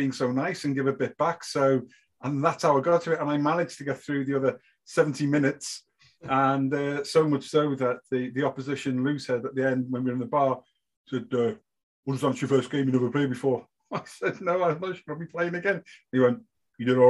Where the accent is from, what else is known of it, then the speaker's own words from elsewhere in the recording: the Wirral, near Liverpool, North West England, United Kingdom; moved away as an adult; also born or lived in Ireland; now in Gorey, Ireland; I was born in the UK, near Liverpool, a place called the Wirral